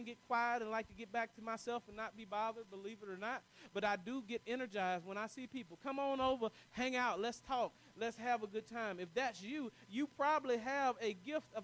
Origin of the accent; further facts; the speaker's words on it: the South, United States; I'm from the South